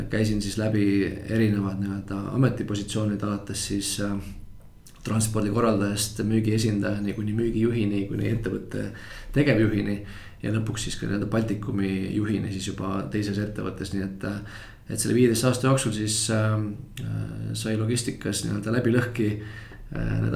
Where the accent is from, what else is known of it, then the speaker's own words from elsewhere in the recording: Tallinn, Harju County, Estonia; et olen täitsa Tallinnast pärit, lõpetasin Tallinna Reaalkooli